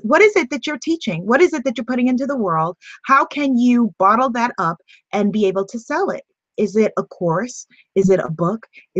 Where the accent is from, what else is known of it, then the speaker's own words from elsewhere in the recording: Guyana; like we say in Guyana